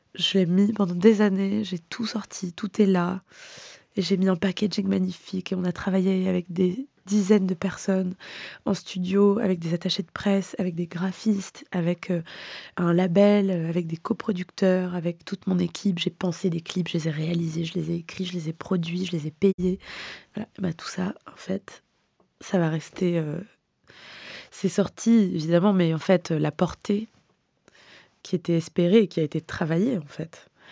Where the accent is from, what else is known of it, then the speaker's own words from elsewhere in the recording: Hyères, Provence-Alpes-Côte d'Azur, France; moved away; j'ai grandi euh, dans le Var dans les années 90